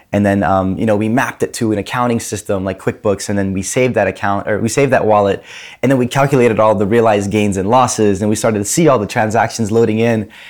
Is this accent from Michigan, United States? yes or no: yes; Grand Rapids, Michigan, United States; moved away as an adult; I grew up in Grand Rapids, Michigan